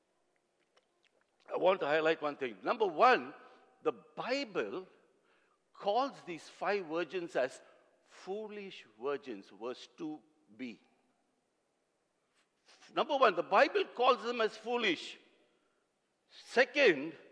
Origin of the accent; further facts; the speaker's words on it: South India, India; I come from South India